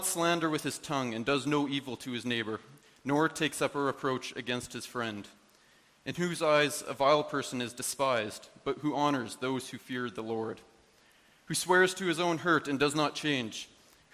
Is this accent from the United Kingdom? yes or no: no; Canada; I was born in Canada